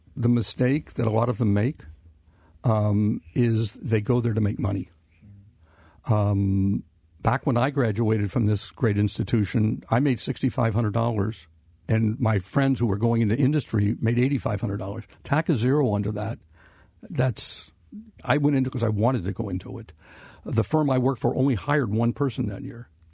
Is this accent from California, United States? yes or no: no; Cincinnati, Ohio, United States; growing up in Cincinnati